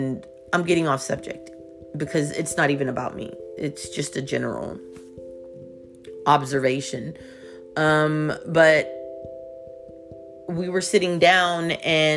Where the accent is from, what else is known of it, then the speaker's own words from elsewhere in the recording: Houston, Texas, United States; I'm from Houston